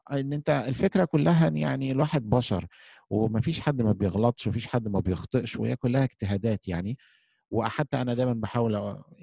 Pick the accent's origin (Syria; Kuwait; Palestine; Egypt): Egypt; احنا عندنا في مصر